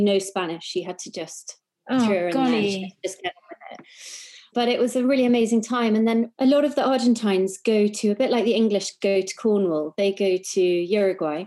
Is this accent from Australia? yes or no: no; South Africa; also born or lived in New York; now in England; I grew up in South Africa